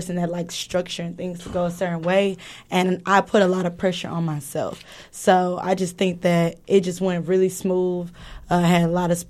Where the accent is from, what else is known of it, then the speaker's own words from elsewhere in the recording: Houston, Texas, United States; I'm from Houston